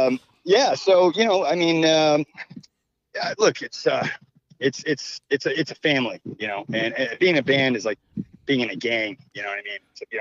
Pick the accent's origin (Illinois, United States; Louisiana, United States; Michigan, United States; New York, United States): New York, United States; New York City; that's what, you know, we're from the Big Apple. It's all about the apple.